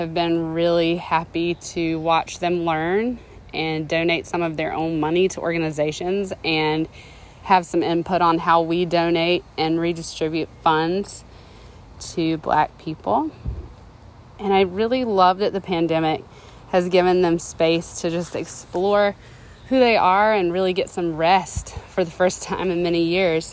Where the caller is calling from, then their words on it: North Carolina, United States; I'm calling from North Carolina